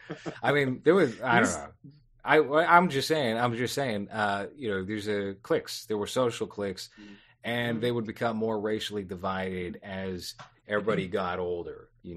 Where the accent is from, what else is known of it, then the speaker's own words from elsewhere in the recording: Boston, Massachusetts, United States; also born or lived in Quincy; I grew up in South Boston, which is pretty diverse, even though it's mostly like Irish Catholic, but you still have like a pretty prominent Black community. And then I grew up in the projects of Quincy